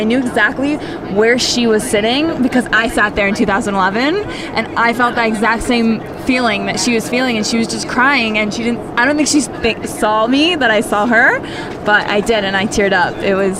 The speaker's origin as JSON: {"language": "English", "region": "Maryland", "country": "United States", "lives_now": "Israel", "said": "We're from Maryland."}